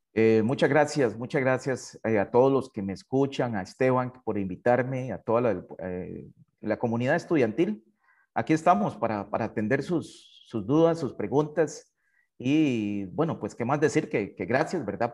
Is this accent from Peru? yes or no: no; Hatillo, San José, Costa Rica; yo soy de Atillo, ah, originario de una familia muy humilde